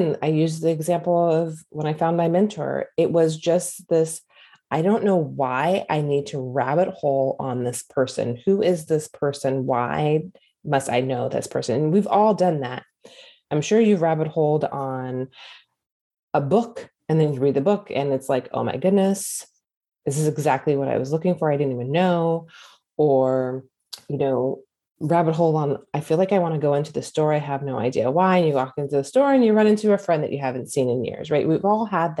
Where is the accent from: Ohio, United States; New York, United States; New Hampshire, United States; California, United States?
California, United States; moved away as an adult; also born or lived in Hawaii / the South; I grew up in California at that time, my whole entire life